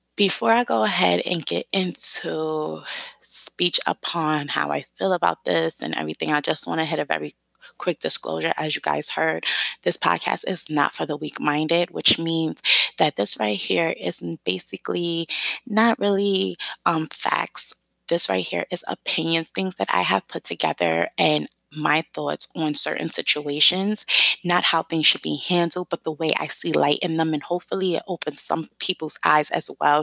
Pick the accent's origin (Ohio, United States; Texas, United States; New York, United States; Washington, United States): New York, United States; New York City; accent: New York; I grew up in East New York, Brooklyn, part of New York City, East New York, Brooklyn, Cypress Hills